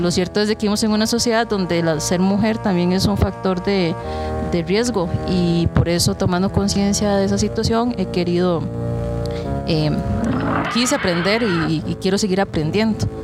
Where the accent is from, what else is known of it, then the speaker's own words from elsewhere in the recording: Buenos Aires, Puntarenas, Costa Rica; also born or lived in Pérez Zeledón, Costa Rica; yo soy oriunda de Buenos Aires de Punta Arenas. Nací en Pérez Celedón.